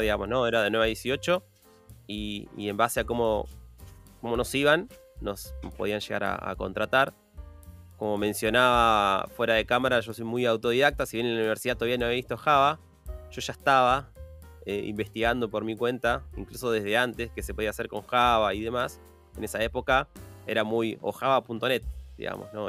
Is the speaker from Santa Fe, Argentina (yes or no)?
no; Buenos Aires, Argentina; yo soy de Buenos Aires, soy de Argentina